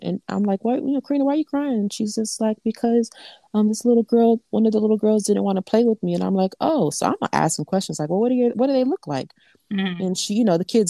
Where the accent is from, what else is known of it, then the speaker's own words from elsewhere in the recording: South Florida, United States; I'm from South Florida